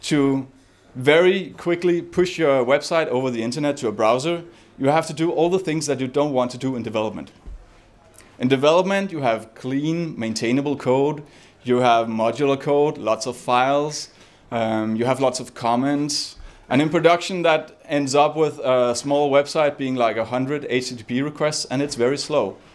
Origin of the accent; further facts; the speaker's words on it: Copenhagen, Capital Region of Denmark, Denmark; guys, I'm, I'm …, I'm from Copenhagen, and I'm here to talk about build systems.